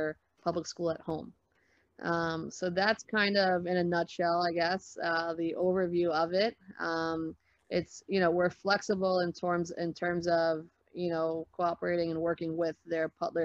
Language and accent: English; New York City, New York, United States; moved away; also born or lived in Boston, Massachusetts; when I was growing up in the Bronx